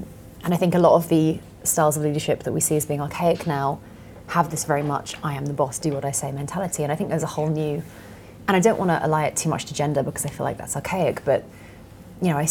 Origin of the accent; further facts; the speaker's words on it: London, United Kingdom; I'm a Londoner